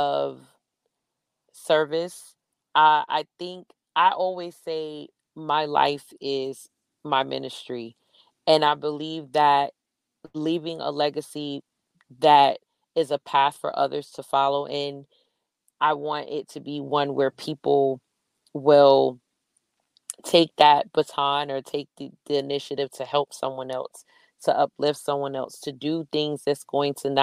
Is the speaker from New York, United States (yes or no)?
yes; New York City, New York, United States; I'm from Brooklyn